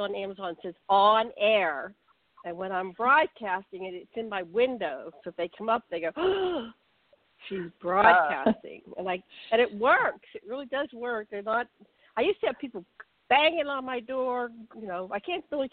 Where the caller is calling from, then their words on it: Maui, Hawaii, United States; I'm calling in from Maui, Hawaii